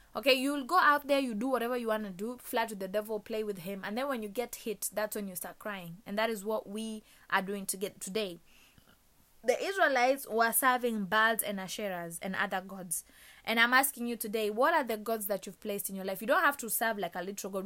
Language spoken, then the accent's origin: English; Kenya; moved away; my home country, Kenya